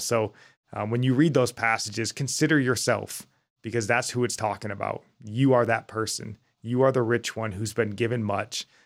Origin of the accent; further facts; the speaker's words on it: United States; as American Christians